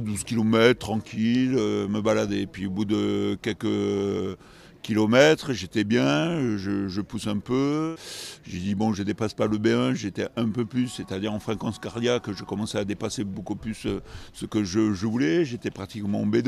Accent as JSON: {"language": "French", "region": "Nouvelle-Aquitaine", "country": "France", "also_born_or_lived": "Bergerac / Bordeaux", "said": "on, vit dans une très belle région, gastronomique aussi, viticole"}